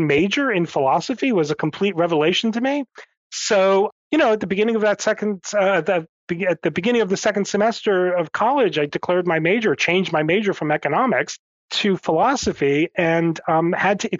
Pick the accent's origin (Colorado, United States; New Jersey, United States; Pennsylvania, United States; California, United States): New Jersey, United States; Northern; I grew up in a suburb of New York City in New Jersey. So I grew up in Northern Jersey